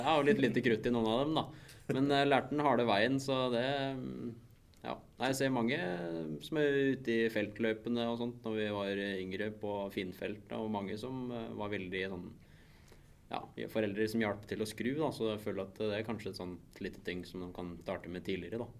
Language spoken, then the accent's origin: Norwegian; Mysen, Østfold, Norway; hjemme på Mysen